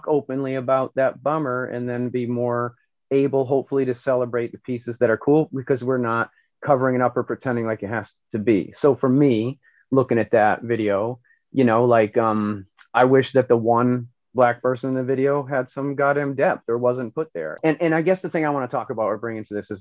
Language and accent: English; Northeast Kingdom, Vermont, United States; I grew up in the Northeast Kingdom